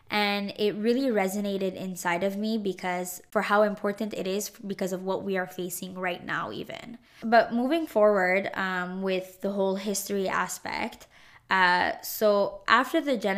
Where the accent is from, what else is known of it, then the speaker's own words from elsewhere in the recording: Montreal, Quebec, Canada; born there; And I say, no, I was born in Montreal, Canada.